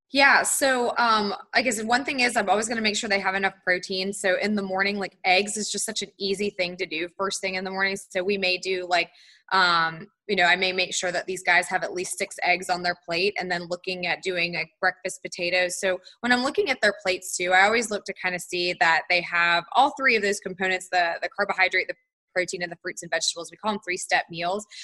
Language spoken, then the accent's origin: English; Charlotte, North Carolina, United States; also born or lived in Tallahassee, Florida; I'm from Charlotte, North Carolina, so I grew up in North Carolina